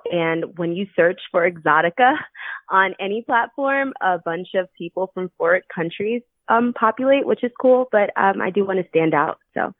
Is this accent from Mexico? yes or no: no; New York City, New York, United States; I'm from Bronx.